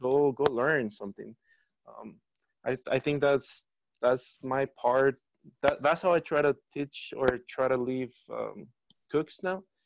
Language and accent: English; Mexico City, Mexico; now in Denver, United States; growing up in Mexico City